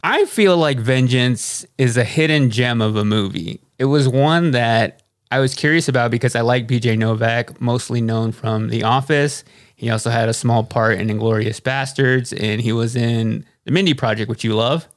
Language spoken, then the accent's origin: English; Texas, United States; which we are both from Texas.